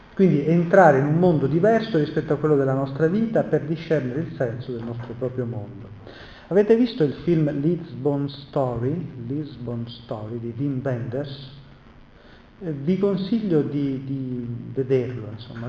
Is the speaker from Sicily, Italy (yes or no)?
yes; Messina, Sicily, Italy; io sono siciliano e messinese